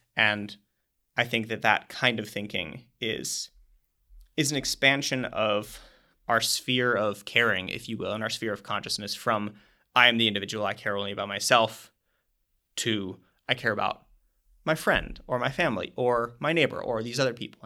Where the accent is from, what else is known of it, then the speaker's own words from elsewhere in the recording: Minnesota, United States; I'm from Minnesota